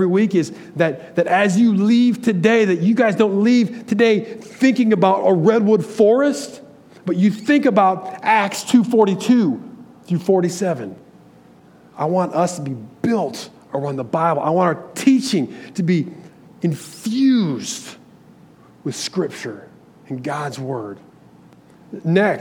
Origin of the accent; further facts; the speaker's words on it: Michigan, United States; I'm from Michigan.